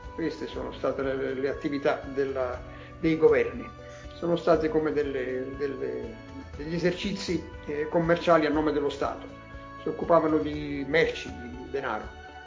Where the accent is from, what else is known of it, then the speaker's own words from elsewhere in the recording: Naples, Campania, Italy; first language Neapolitan; Italian is a second language; Io sono nato a Napoli